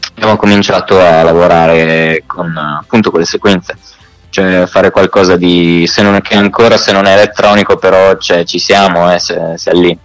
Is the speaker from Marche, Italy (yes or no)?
yes; Marche, Italy; moved away as an adult; now in Milan, Italy; sono marchigiano, uh-huh. eh, prima di andare a Milano abitavo nelle Marche